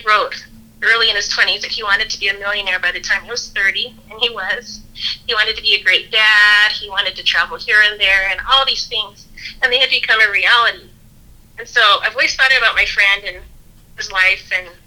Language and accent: English; Las Vegas, Nevada, United States; I grew up in Las Vegas